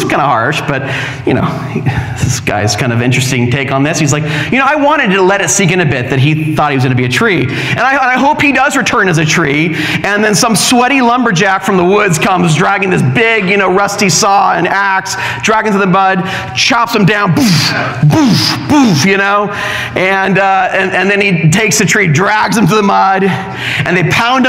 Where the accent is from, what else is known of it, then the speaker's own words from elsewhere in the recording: Orange County, California, United States; moved away; I'm from Orange County